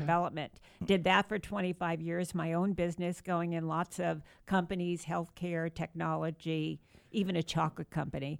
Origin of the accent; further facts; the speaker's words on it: New Rochelle, New York, United States; moved away; I was born and raised in New York